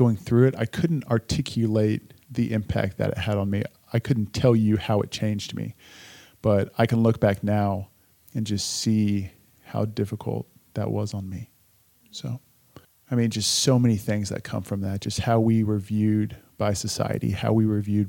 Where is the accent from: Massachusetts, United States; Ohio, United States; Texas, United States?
Texas, United States; Richardson; I was born and raised in Richardson, Texas, which is a suburb of the great city of Dallas